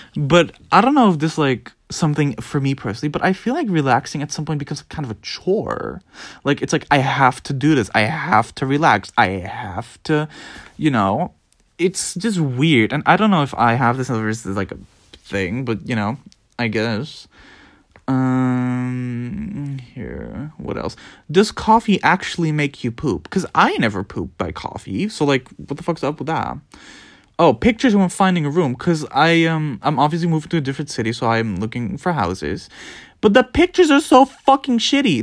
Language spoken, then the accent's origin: English; Netherlands; I was born in the Netherlands